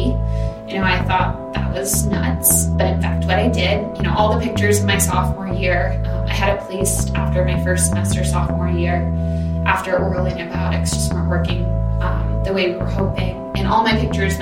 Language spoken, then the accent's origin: English; Rhode Island, United States; moved away; I'm originally from Rhode Island, even though I've moved around quite a bit. Rhode Island's always been home.